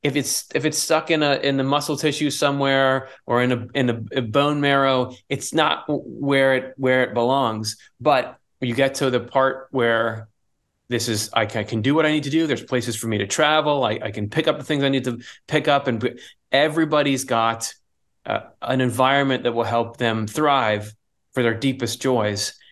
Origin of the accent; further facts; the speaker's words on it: Michigan, United States; I was born in Michigan